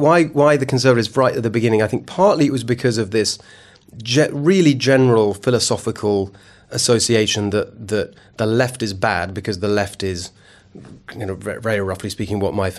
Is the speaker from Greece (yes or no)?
no; England, United Kingdom; although in the terms of being a citizen, I am British. I'm actually Hungarian.